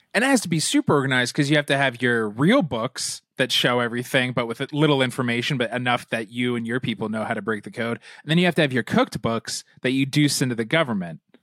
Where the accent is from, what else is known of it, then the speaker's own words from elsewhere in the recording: Southern California, United States; I grew up in Southern California